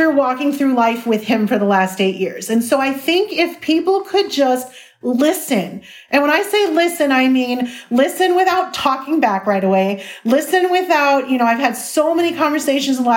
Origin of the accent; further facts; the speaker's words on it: Chicago, Illinois, United States; I grew up in Chicago